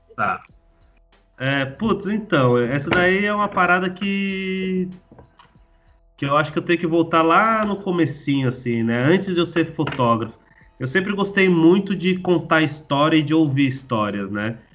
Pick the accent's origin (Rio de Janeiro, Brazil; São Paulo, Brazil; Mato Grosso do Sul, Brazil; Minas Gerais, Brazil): São Paulo, Brazil; Guarulhos; saí da minha quebrada, sozinho, né? É, saí, saí dali de, de Guarulhos, do Jardim Reis, da favela do 12. Foi o primeiro momento da minha vida, com 17 anos, que eu saí